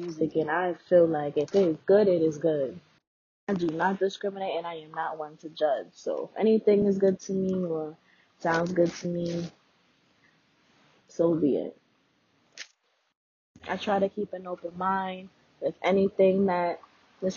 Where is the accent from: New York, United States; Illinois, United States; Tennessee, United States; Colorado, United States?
New York, United States; New York City; born and raised in Brooklyn, hence the BK in my name.